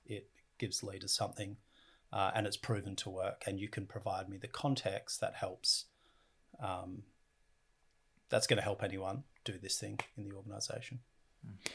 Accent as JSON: {"language": "English", "country": "Australia", "said": "I come from Australia and we have the uh, oldest continuous culture in the world"}